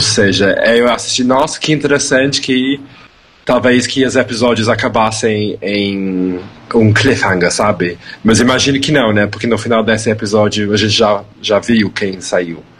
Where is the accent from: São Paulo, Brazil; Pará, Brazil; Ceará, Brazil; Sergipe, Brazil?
São Paulo, Brazil; now in Birmingham, United Kingdom; Eu sou uma drag uh, importada do Reino Unido, porém nascida e criada em São Paulo